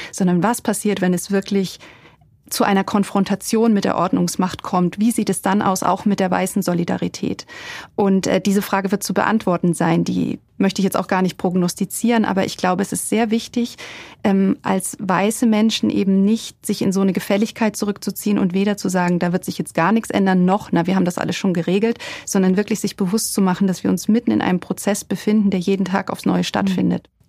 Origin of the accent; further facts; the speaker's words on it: Germany; als Deutsche